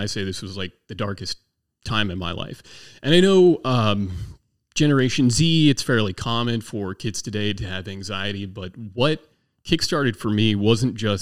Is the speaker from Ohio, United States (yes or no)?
no; southern Maryland, United States; also born or lived in Naval Air Station Patuxent River, Maryland / Las Cruces, New Mexico; I was about 6 years old when the parents bought a horse farm down in southern Maryland. So I actually grew up on 30 acres of land